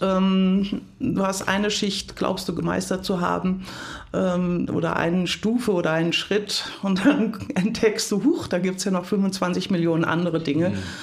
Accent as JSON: {"language": "German", "area": "Hunsrück", "region": "Rhineland-Palatinate", "country": "Germany", "also_born_or_lived": "United States", "moved": "yes", "said": "Ich komme aus dem Hunsrück. das ist eine harte Gegend, ein hartes Klima. Und ich bin in einem sehr kompetitiven Umfeld mit drei Brüdern aufgewachsen."}